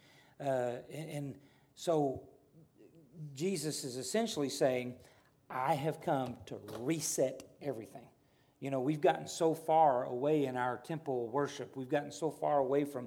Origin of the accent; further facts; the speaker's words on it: the South, United States; I'm a Southerner